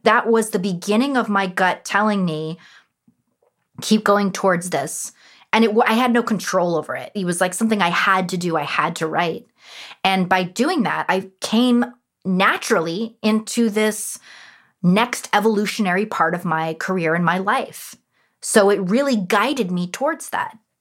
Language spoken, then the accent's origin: English; Los Angeles, California, United States; born and raised in Los Angeles, who's a third generation from Los Angeles